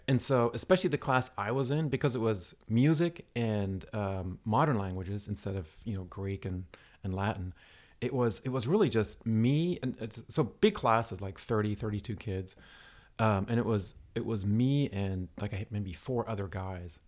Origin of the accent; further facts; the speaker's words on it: Stuttgart, Baden-Württemberg, Germany; Southern, Southern Germany. I was born in, in Stuttgart.